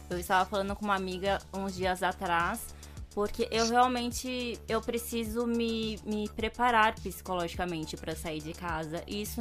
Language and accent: Portuguese; Rio de Janeiro, Brazil; born there; Eu nasci no Rio, eu nasci em Copacabana.